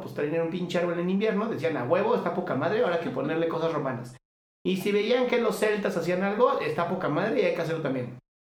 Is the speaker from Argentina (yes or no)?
no; Mexico